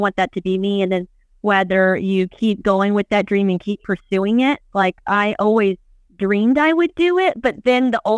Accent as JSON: {"language": "English", "town": "Corpus Christi", "region": "Texas", "country": "United States", "said": "I'm from Corpus, and I would go to the San Antonio Rodeo every year as a kid"}